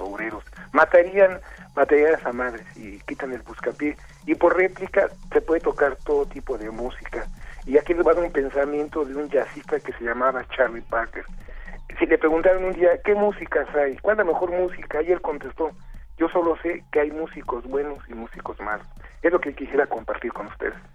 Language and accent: Spanish; Mexico; Soy mexicano